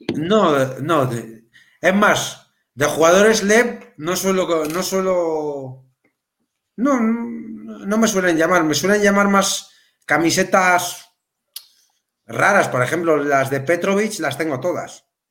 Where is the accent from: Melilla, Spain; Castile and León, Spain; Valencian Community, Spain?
Melilla, Spain; now in A Coruña, Spain; yo, yo soy de Melilla